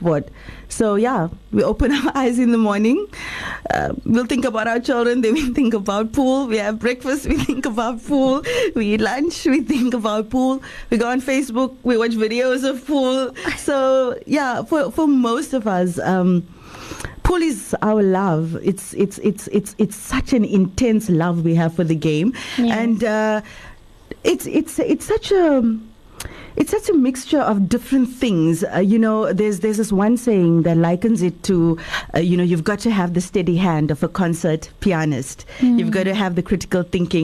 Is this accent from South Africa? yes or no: yes; Durban, KwaZulu-Natal, South Africa; as you can hear, I'm from Durban. And when I was in high school, I had to walk through this arcade